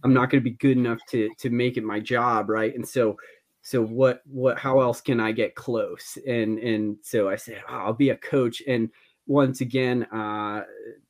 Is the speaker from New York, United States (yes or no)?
no; Central Massachusetts, United States; I grew up in Central Mass, right around Mount Wachusett, and great area to grow up.